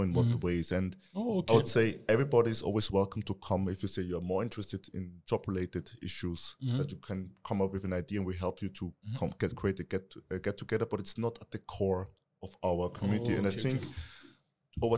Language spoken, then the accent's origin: English; Krems an der Donau, Lower Austria, Austria; now in Vienna, Austria; I'm not originally from Vienna. I'm from Lower Austria, Krems an der Donau.